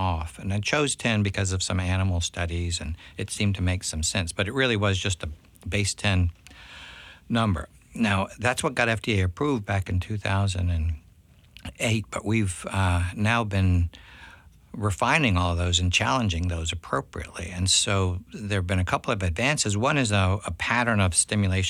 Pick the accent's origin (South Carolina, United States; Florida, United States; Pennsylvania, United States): South Carolina, United States; Columbia; now in Charleston, United States; it's back to my hometown now